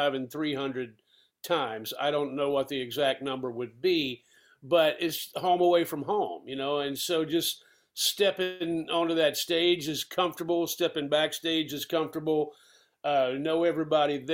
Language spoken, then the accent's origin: English; Asheville, North Carolina, United States; growing up at that time in the South, regional music was still very important. You know, the people in Asheville and that part of North Carolina